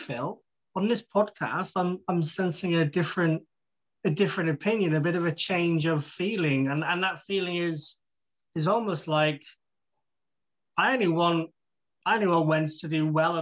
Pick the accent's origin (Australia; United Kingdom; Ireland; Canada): Ireland; I'm Irish